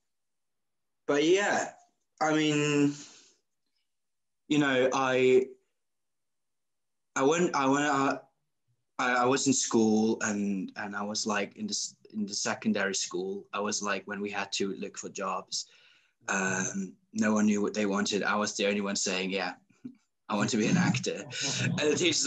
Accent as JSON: {"language": "English", "country": "Switzerland", "moved": "as an adult", "lives_now": "London, United Kingdom", "said": "I'm an actor from Switzerland. I live in London."}